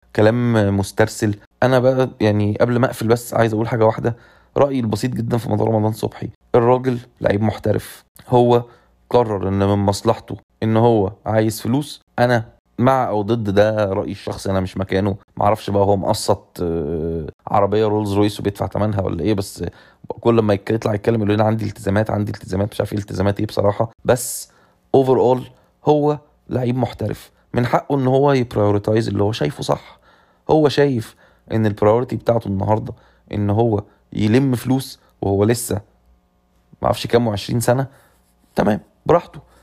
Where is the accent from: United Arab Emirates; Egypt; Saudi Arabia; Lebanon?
Egypt; احنا عندنا في مصر